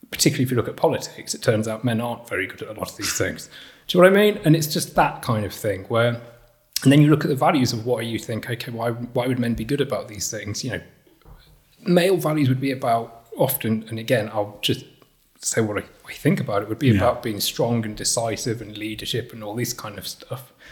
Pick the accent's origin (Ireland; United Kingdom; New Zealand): United Kingdom; Rotherham, Yorkshire and the Humber; born there; I was born in Rotherham. I was made, but in, I was made in Kirklees.